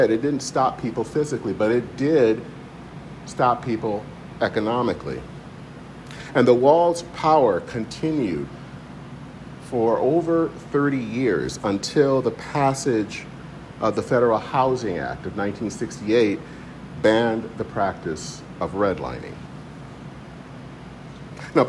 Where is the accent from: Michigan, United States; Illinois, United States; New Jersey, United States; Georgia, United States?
Michigan, United States; growing up in Michigan